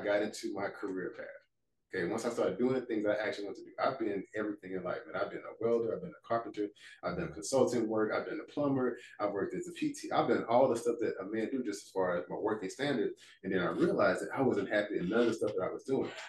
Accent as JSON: {"language": "English", "town": "Port Arthur", "region": "Texas", "country": "United States", "tie": "born or raised there", "moved": "yes", "said": "I'm from Port Arthur, Texas originally, small town"}